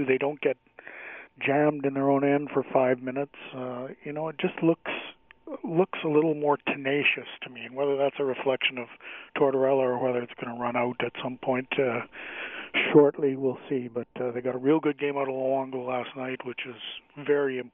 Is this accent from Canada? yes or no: yes; Canada; as a Canadian